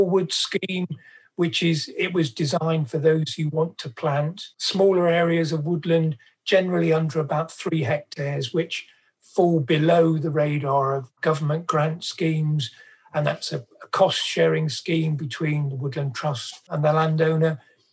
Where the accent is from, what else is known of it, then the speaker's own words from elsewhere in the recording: Cornwall, South West England, United Kingdom; as a child growing up in Cornwall